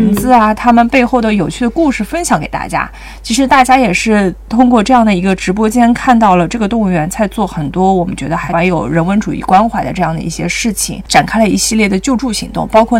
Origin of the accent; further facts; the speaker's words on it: Hangzhou, Zhejiang, China; 但是因为我从小可能是在杭州长大，可能苏州会跟杭州比较接近一点，